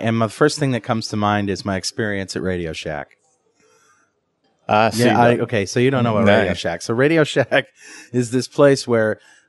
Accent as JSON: {"language": "English", "country": "United States", "said": "as an American consumer"}